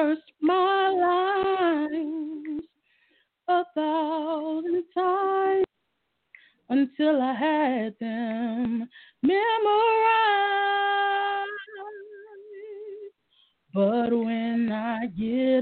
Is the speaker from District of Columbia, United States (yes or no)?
yes; Washington, District of Columbia, United States; I'm from Washington D.C. And I mean, where did I come from? I came from D.C.